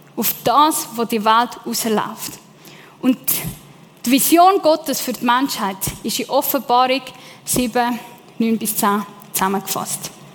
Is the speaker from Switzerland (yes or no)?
yes; Lake Zurich, Switzerland; ja, ich bin im Zürichsee aufgewachsen, aber meine Eltern kommen von Sizilien